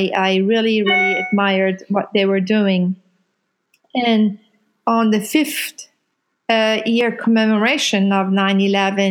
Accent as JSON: {"language": "English", "country": "Iran", "moved": "yes", "lives_now": "Louisville, United States", "said": "I am from Iran, and I am a Muslim"}